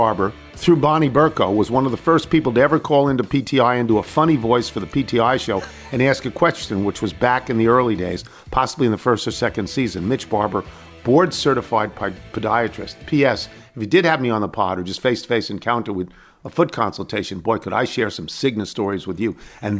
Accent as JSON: {"language": "English", "country": "Canada", "said": "I'm a gal from Canada who cold-called Reggie Jackson's peeps"}